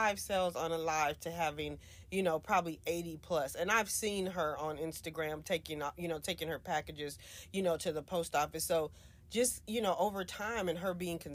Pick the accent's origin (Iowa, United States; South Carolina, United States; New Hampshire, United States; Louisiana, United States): Louisiana, United States; now in Texas, United States; I'm originally from Louisiana